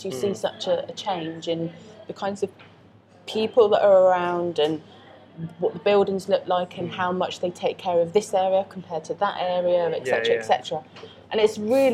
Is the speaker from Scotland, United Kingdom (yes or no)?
no; Oxford, South East England, United Kingdom; moved away as an adult; now in London, United Kingdom; I grew up in Oxford, but I'm not posh